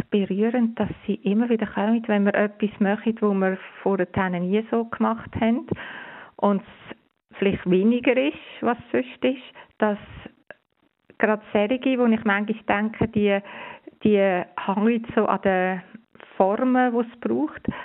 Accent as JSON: {"language": "German", "country": "Switzerland", "said": "wir haben jetzt bei uns in der Schweiz, wir sind privilegiert. Wir haben eine Regierung, wir haben ein Bundesamt, wo so sorgfältig, klar, immer wieder uns informiert."}